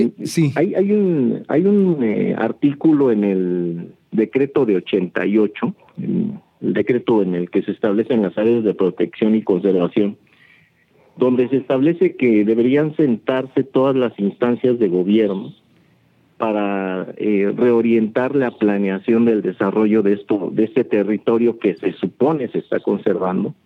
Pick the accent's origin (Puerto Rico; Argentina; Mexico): Mexico; Teotihuacán, State of Mexico; hoy ya ni siquiera somos gente de Teotihuacán